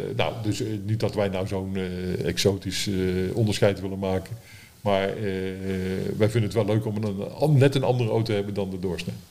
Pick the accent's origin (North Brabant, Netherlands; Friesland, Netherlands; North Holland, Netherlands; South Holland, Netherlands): North Brabant, Netherlands; Breda; moved away; toen wij in Breda woonden